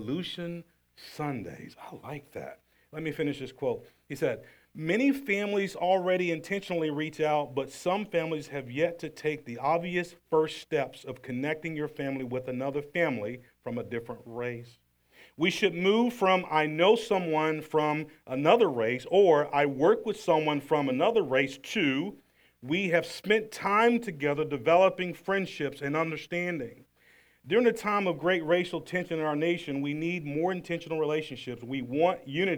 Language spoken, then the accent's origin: English; the South, United States; Growing up in the South, 50 years old in the South, poor family in the South